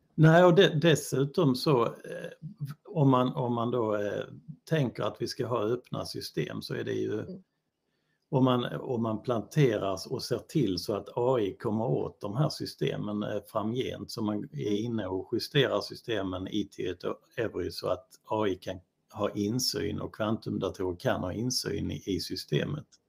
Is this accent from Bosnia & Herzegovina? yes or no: yes; Bosnia & Herzegovina; also born or lived in Helsingborg, Sweden; now in Sweden; jag är från Bosnien